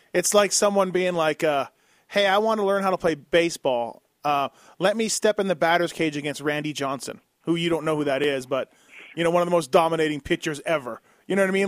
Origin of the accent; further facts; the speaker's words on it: Canada; now in United States; I'm Canadian, so I'm not fully American